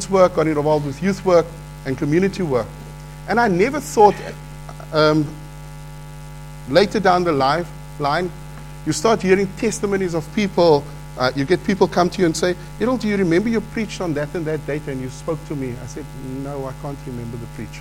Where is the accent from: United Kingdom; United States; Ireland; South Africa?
South Africa; Cape Town, Western Cape; Part of my life was growing up in the Cape Flats